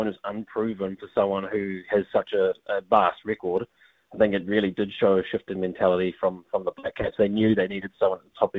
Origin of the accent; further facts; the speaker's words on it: New Zealand; I was born in New Zealand. My father was born in New Zealand, but my family originated from India